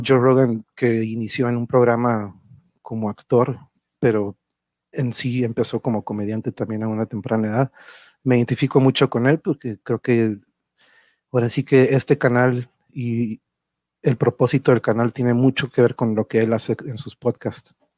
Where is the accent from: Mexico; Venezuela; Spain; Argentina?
Mexico; Tijuana, Baja California; also born or lived in Mexico City; yo crecí aquí en Tijuana